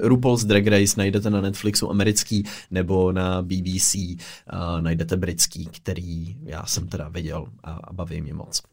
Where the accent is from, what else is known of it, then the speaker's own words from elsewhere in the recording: Pardubice, Pardubice Region, Czechia; now in Prague, Czechia; jsem z Pardubic